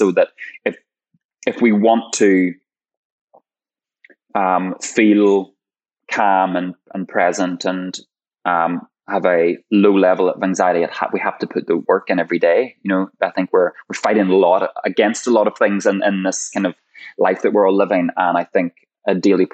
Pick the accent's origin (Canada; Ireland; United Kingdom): Ireland; I'm Irish